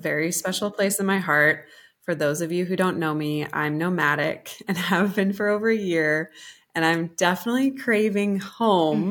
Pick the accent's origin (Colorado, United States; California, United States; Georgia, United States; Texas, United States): Colorado, United States; moved away as an adult; also born or lived in New York City; I'm a rancher's daughter. I'm from Colorado, and my dad's a cowboy